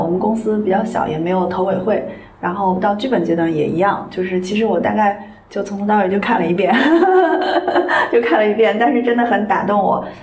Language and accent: Chinese; Xi'an, Shaanxi, China; 我自己在西安的家就是，就是我爸妈，就是我从小长大那房子就是这么大一个地儿